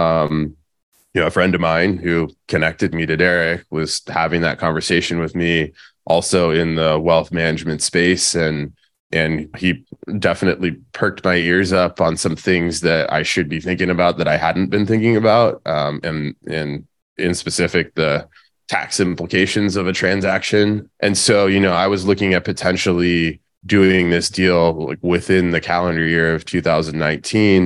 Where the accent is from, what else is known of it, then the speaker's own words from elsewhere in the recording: Pennsylvania, United States; moved away as an adult; now in San Diego, United States; I'm originally from Pennsylvania.